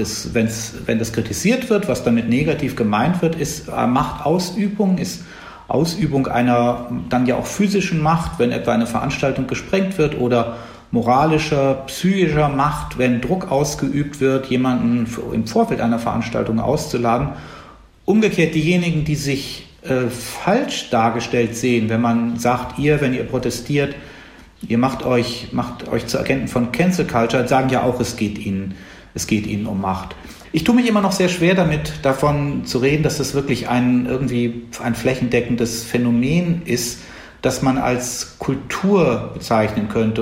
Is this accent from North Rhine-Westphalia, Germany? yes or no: yes; Bonn, North Rhine-Westphalia, Germany; In Bonn, wo ich aufgewachsen bin